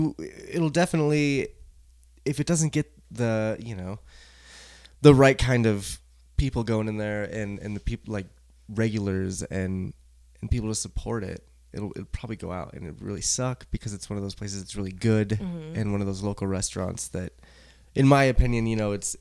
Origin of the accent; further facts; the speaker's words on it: United States; Maybe I'm just strange because I'm American.